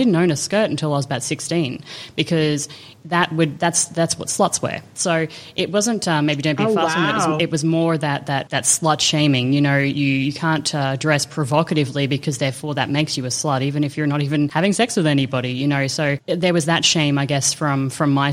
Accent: Australia; growing up in Australia

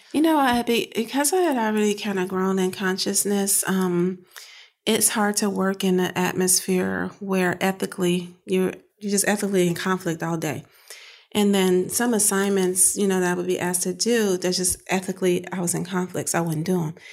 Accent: Chicago, Illinois, United States; moved away as an adult; now in Pittsburgh, United States; I grew up in Chicago on the South Side

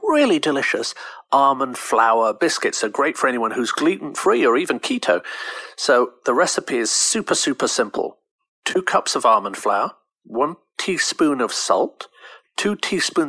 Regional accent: United Kingdom; I'm British

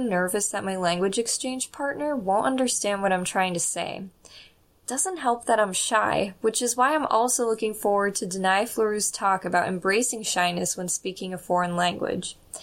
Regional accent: United States; accent: strong American; having a very strong American accent

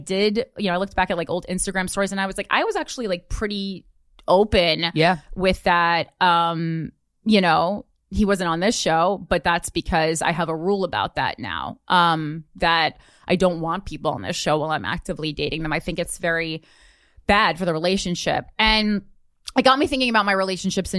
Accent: Union, New Jersey, United States; there has to be more to life than Union, New Jersey

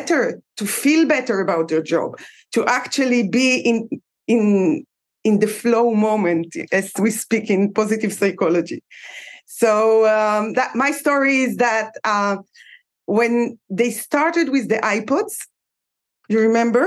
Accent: Israel; I'm from Israel.

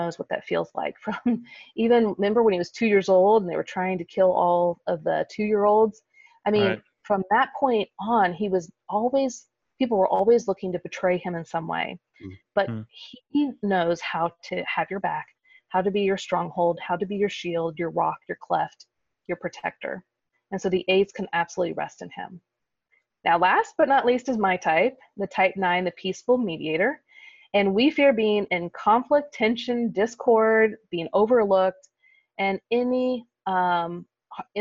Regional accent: Kansas City, United States; in the Midwest, where I grew up in Kansas City

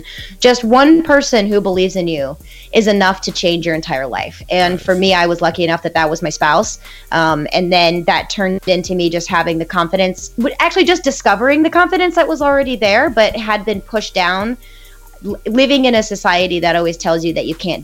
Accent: St. Louis, Missouri, United States; moved away as an adult; also born or lived in Columbia, Missouri; I grew up in St. Louis. So St. Louis is a huge soccer city

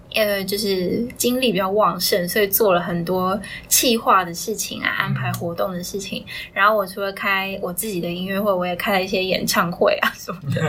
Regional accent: Taiwan; 我是从小在台湾念，呃，音乐班，就是国是古典音乐出身的，嗯。然后就小学三年级就念到高中三年级的电音乐系，然后我是主修中提琴，副修钢琴这样子

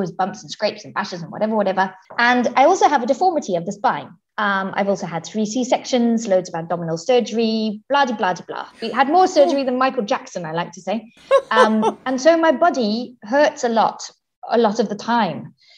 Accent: Zimbabwe; now in Switzerland; I am originally from Zimbabwe, which is right down at the bottom of Southern Africa. My parents are both British, but lived all around Africa whilst me and my brother were being born and growing up and stuff. And now I live in Switzerland

